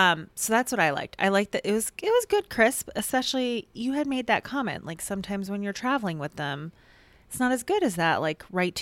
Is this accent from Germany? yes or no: no; New Jersey, United States; moved away as an adult; now in Tempe, United States; I am 20 years here in the Valley, but born and raised in New Jersey.